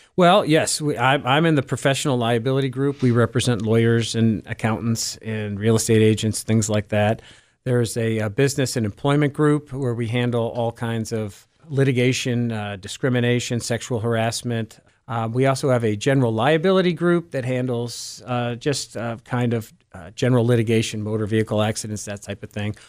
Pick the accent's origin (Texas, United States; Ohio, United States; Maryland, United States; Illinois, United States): Ohio, United States; Cleveland; also born or lived in Geauga County, Ohio; I am Cleveland uh, born and bred. Um, I my uh, formative years were in Cleveland Heights, where I live now uh, as well